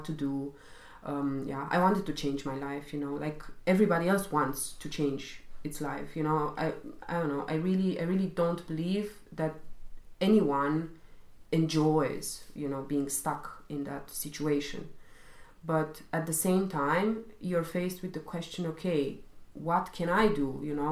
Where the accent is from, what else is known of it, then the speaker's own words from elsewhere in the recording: Romania; now in Germany; I'm originally coming from Romania